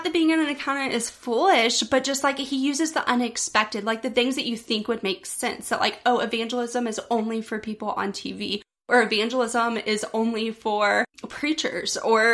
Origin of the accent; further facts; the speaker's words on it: Pensacola, Florida, United States; I was born and raised here in Pensacola, born in West Florida Hospital, and have lived here my entire life.